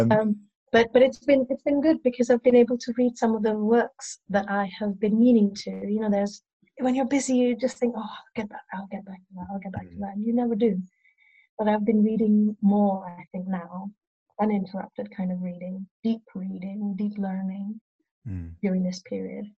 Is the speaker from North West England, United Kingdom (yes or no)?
yes; Cheshire, North West England, United Kingdom; now in Brighton, United Kingdom; I grew up in Cheshire